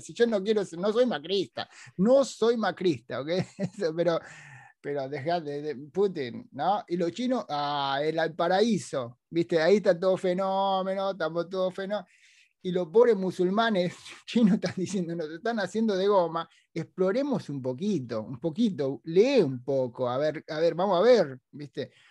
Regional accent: Villa Madero, Buenos Aires Province, Argentina; moved away as an adult; now in United States; los muchachos de Villa Madero como yo

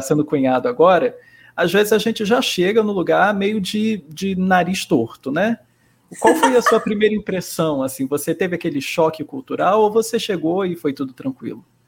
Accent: Rio de Janeiro, Brazil; eu também sou carioca

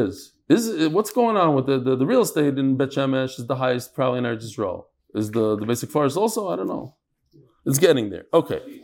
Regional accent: New York, United States; growing up in New York

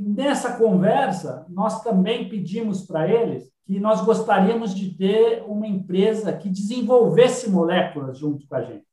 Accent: São Paulo, Brazil; eu sou nascido em São Paulo

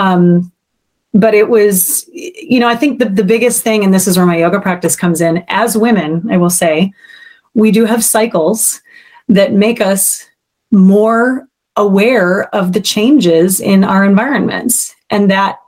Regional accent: Minnesota, United States; moved away as an adult; also born or lived in New York; growing up in Minnesota

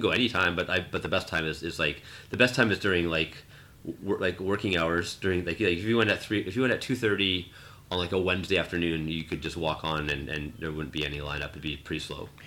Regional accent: Vancouver, British Columbia, Canada; growing up in Vancouver it's, it's uh, especially in the West Coast it's very uh, a lot of English speaking, especially in the seven, growing up in the 70s and 80s

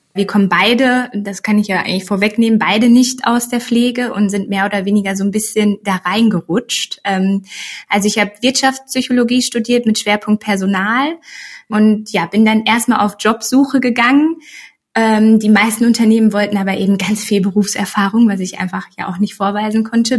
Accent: Sauerland, North Rhine-Westphalia, Germany; moved away as an adult; now in Cologne, Germany; gebürtige Sauerländerin, ähm, wohnhaft jetzt aber ja schon seit, wow, sieben Jahren oder so in Köln

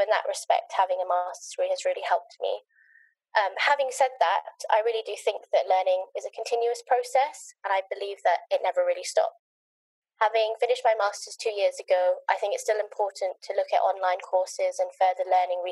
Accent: Kenya; also born or lived in Nottingham; now in London, United Kingdom; I was born and brought up in Kenya

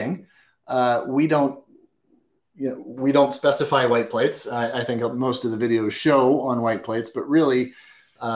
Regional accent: Washington, District of Columbia, United States; I was born and raised in Washington, D.C.

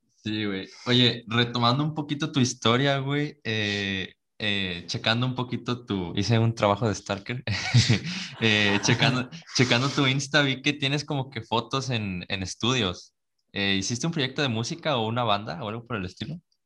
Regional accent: Veracruz, Mexico; nosotros somos de Veracruz

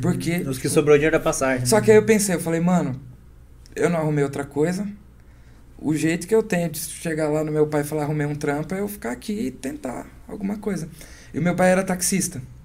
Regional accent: Vitória da Conquista, Bahia, Brazil; moved away as an adult; also born or lived in São Paulo; lá da minha cidade, Vitória da Conquista

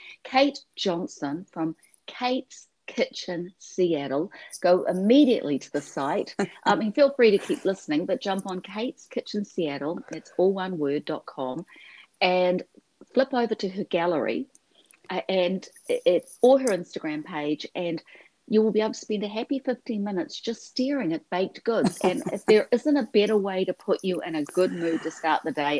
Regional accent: New Zealand

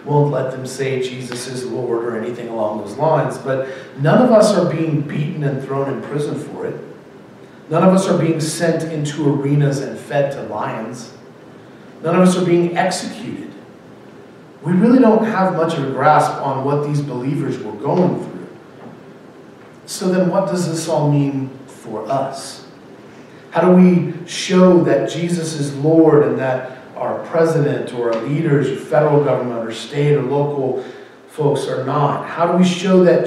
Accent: United States; we live in a democratic republic where we get to vote and enjoy a wealth of freedoms and certain rights as American citizens

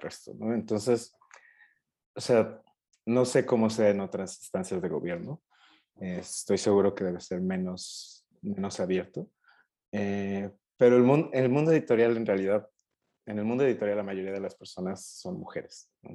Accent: Puebla, Mexico; moved away as an adult; now in Mexico City, Mexico; soy de Puebla originalmente y vine aquí a estudiar al, DF

